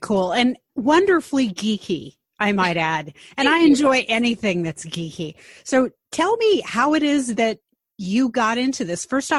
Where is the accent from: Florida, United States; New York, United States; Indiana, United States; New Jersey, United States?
New York, United States; Long Island; I'm a native New Yorker as well, born and raised on Long Island.